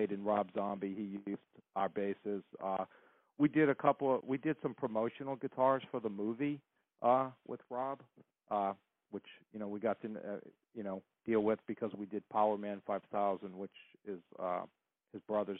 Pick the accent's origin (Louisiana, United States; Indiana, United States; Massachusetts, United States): Louisiana, United States; New Orleans; growing up in New Orleans